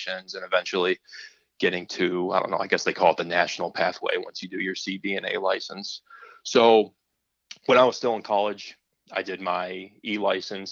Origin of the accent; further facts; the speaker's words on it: Bradford, Pennsylvania, United States; I grew up in Bradford, Pennsylvania, which is just this super small rural community in northwest Pennsylvania